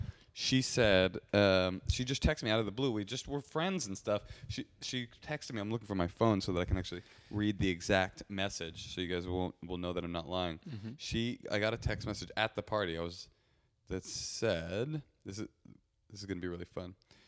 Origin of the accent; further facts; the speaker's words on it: Compton, California, United States; Man, I'm from Compton.